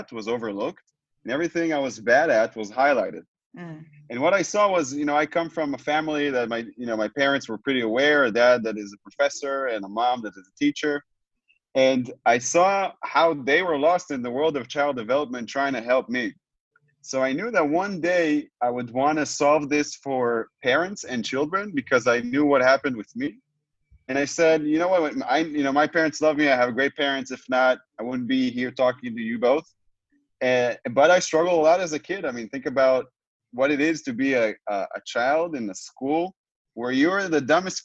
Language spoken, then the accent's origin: English; Tel Aviv, Tel Aviv District, Israel; I'm joining you both from where I was born, from Israel, from Tel Aviv, Israel.